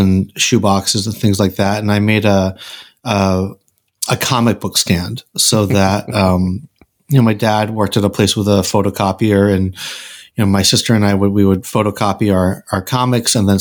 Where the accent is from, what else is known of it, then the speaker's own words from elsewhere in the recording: Randolph, Massachusetts, United States; I grew up in Randolph, Mass.